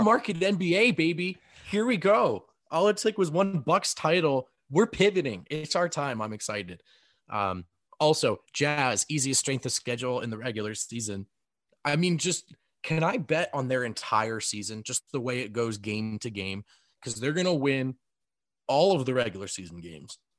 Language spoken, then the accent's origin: English; New Jersey, United States; moved away; I grew up in New Jersey